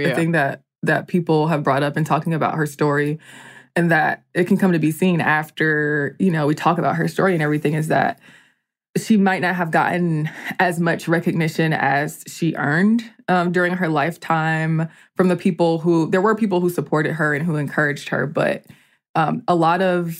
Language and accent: English; Georgia, United States; also born or lived in Columbia, South Carolina; I was born in Columbia, South Carolina and raised in Georgia. And somehow I still do a caricature of the Southern accent.